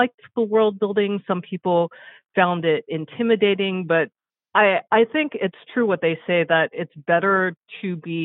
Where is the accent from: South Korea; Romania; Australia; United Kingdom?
South Korea; moved away; also born or lived in United States; I'm Korean American, and I spent 9 years of my childhood in South Korea